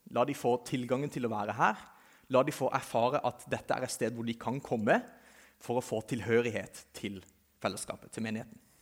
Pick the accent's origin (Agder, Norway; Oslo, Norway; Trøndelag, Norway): Agder, Norway; Kristiansand; jeg kommer fra Kristiansand, som sikkert noen av dere kan høre